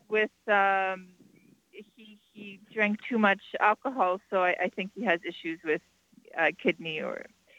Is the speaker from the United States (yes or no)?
no; Quebec, Canada; I'm from Quebec.